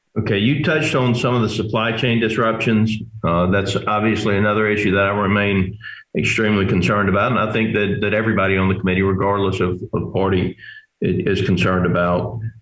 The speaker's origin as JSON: {"language": "English", "region": "Georgia", "country": "United States", "said": "Georgia, my home state"}